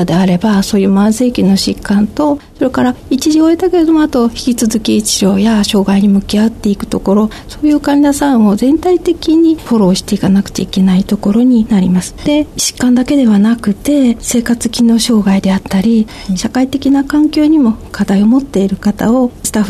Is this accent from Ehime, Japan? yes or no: yes; Ehime, Japan; moved away as an adult; now in Naruto, Japan; 私、愛媛県の出身なんですが、徳島大学の薬学部に入学しまして、で、ご縁があって、今は徳島県の鳴門市に在住しております。